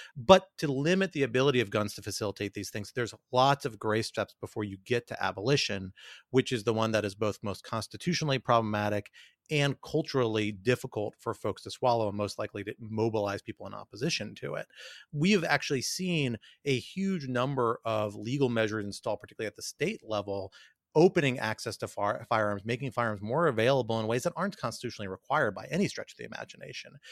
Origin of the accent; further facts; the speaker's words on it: Washington, District of Columbia, United States; also born or lived in New York; a native Washingtonian who loves my hometown